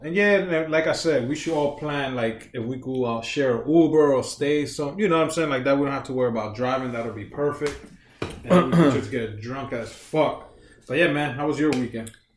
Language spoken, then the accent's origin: English; New York, United States; I grew up in New York